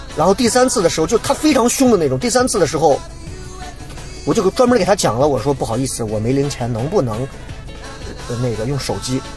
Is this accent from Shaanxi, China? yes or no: yes; Xi'an, Shaanxi, China; accent: Xi'an dialect; 所有人在各种地方说，哎呀，我就要听你说西安话，我觉得对我是一种束缚